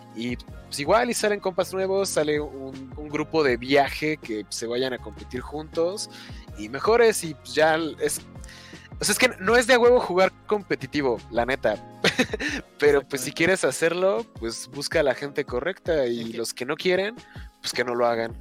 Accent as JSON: {"language": "Spanish", "country": "Mexico", "also_born_or_lived": "Toluca"}